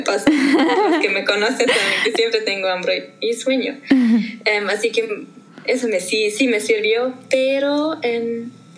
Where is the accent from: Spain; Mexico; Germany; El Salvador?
Germany; first language German; Spanish is a second language; also born or lived in Argentina